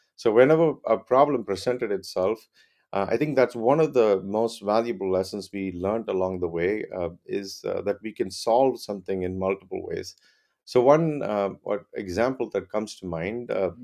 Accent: Chennai, Tamil Nadu, India; moved away as an adult; also born or lived in Clemson, South Carolina, United States; I grew up in Chennai, India

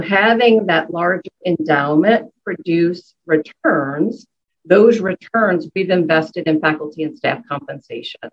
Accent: New Orleans, Louisiana, United States; moved away; I was born and raised in New Orleans

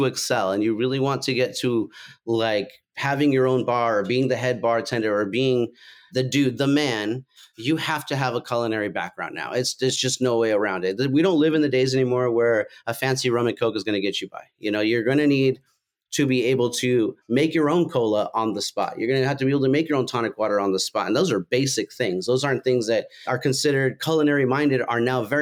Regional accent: Fresno, California, United States; moved away as an adult; I'm originally from Fresno

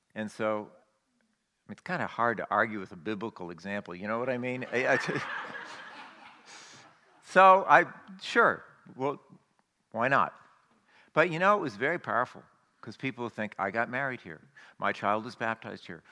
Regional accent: United States; as American Christians

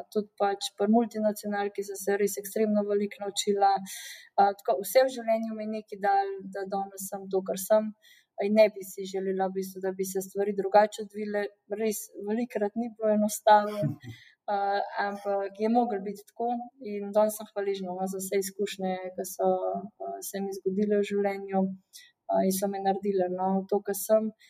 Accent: Slovenia

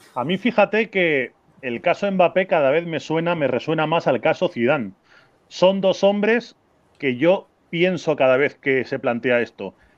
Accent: Spain; como español

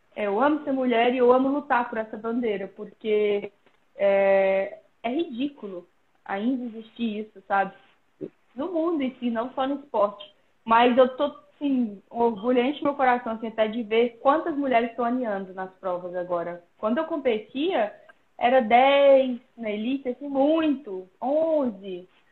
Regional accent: Pirenópolis, Goiás, Brazil; now in Mairiporã, Brazil; eu sou de Pirenópolis, Goiás

